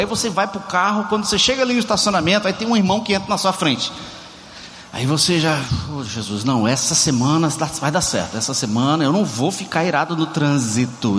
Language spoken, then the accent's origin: Portuguese; Brazil; now in Ceará, Brazil; somos latinos, somos brasileiros, somos cearense.